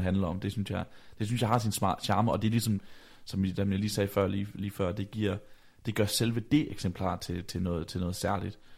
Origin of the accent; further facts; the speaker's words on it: Vejle, Southern Denmark, Denmark; da jeg bor øh, hjemme i Vejle, øh, hvor jeg kommer fra. Jeg er på daværende tidspunkt 16 år gammel